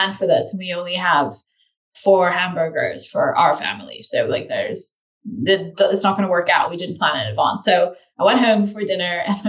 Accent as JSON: {"language": "English", "country": "Netherlands", "tie": "born or raised there", "also_born_or_lived": "United States", "moved": "yes", "said": "I was born and raised in the Netherlands"}